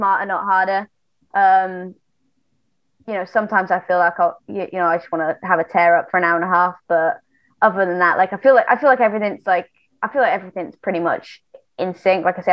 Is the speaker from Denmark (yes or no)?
no; Wales, United Kingdom; moved away as an adult; I grew up in Wales.